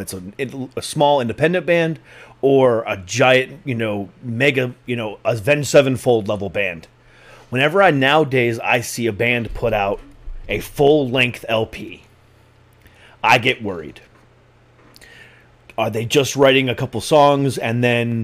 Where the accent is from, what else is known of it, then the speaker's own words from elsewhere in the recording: Florida, United States; moved away as an adult; also born or lived in Lorain, Ohio, United States; now in Northern Virginia, United States; I was actually born in Lorain. I was born 2 blocks away from Lake Erie. Lived there until I was 8 and moved to Florida from then.